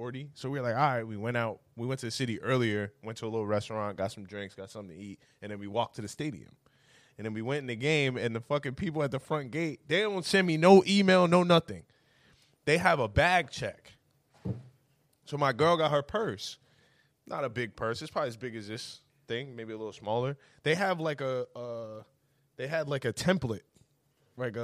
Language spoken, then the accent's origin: English; New Jersey, United States; I'm from New Jersey